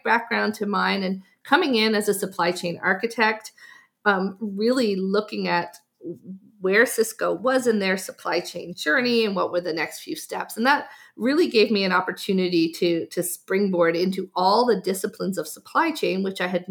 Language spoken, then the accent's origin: English; Newfoundland and Labrador, Canada; I'm from Newfoundland, so the east coast of Canada